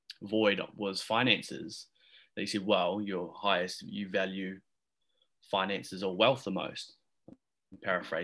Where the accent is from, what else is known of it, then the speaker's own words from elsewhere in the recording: Christchurch, Canterbury, New Zealand; moved away as an adult; now in Bali, Indonesia; I'm currently in quarantine back in my hometown in Christchurch